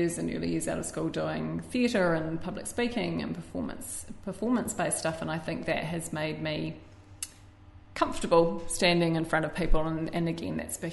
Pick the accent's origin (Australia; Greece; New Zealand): New Zealand; Born and raised in New Zealand.